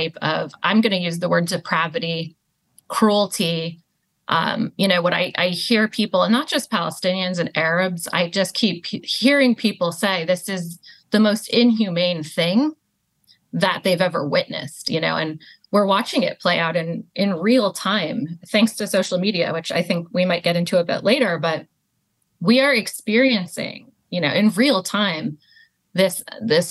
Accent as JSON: {"language": "English", "country": "United States", "tie": "born or raised there", "said": "I did grow up in the U.S."}